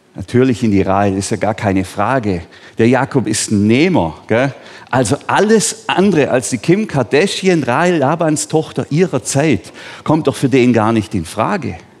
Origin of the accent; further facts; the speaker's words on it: Bambergen, Baden-Württemberg, Germany; Ich bin hier in Bambergen aufgewachsen, also auf einem Hof ganz neben diesem Dorf da unten in Bambergen